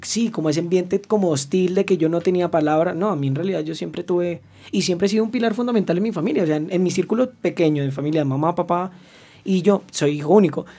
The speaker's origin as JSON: {"language": "Spanish", "area": "the Llanos", "region": "Arauca", "country": "Colombia", "said": "yo no soy de la capital, yo soy de Arauca, de los llanos"}